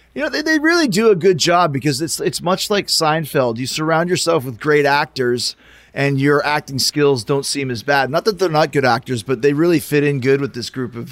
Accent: Canada; we're all Canadian

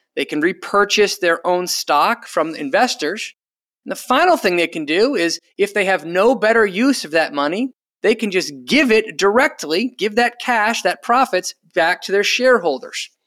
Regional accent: Rhode Island, United States; my home state, uh, of Rhode Island

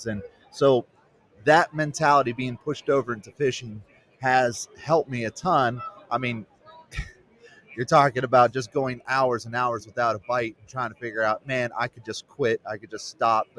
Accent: United States; I grew up on the Chesapeake Bay

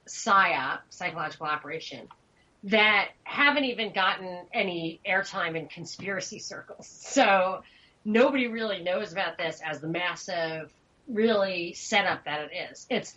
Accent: New York, United States; As a New Yorker, it never really gets cold.

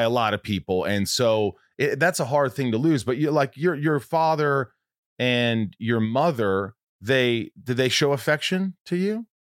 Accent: Southern Indiana, United States; I grew up in Southern Indiana.

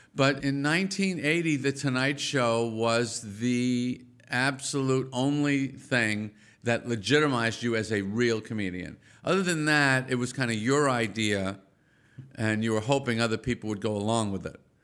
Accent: Massapequa, New York, United States; also born or lived in Brooklyn, New York; when I was one, my parents moved us out of Brooklyn to the suburbs of Long Island, Nassau County, Massapequa

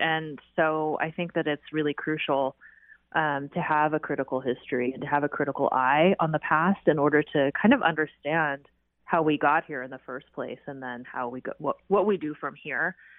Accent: Seattle, Washington, United States; also born or lived in Riverside, California; a Seattle resident and someone who grew up in Seattle

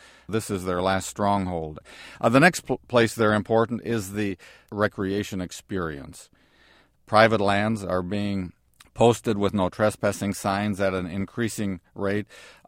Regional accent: Wisconsin, United States; the watersheds of the Appalachian Mountains, of my home state, of Wisconsin, the upper Midwest, that were clear-cut and burned back in the late 1800s

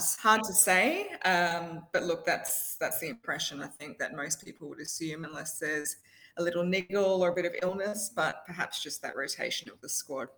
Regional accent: Queensland, Australia; I'm a Queenslander

